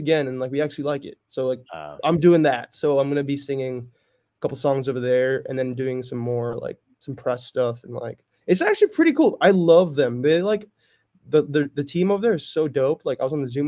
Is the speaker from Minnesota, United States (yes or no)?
no; Northern California, United States; I was born and raised in NorCal